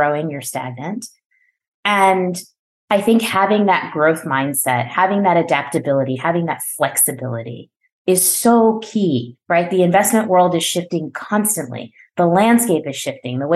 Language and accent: English; New Jersey, United States; I am born and raised in New Jersey, which is where I live today